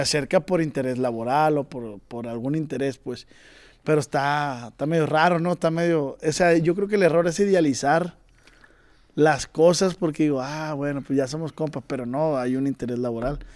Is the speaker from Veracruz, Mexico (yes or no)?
no; Culiacán, Sinaloa, Mexico; yo soy de Culiacán